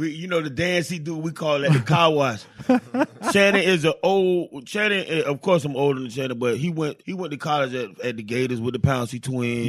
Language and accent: English; Miami, Florida, United States; Growing up in Miami